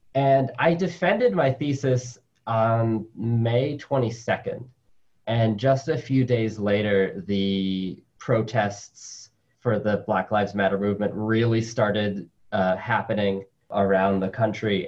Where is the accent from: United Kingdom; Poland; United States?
United States; New York City, New York; also born or lived in Colombia; my family came to the United States when I was like two or three, um, and I grew up in New York City